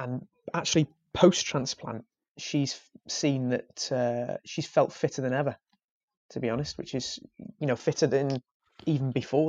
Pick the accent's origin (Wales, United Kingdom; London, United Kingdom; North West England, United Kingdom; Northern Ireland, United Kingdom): Wales, United Kingdom; I'm Welsh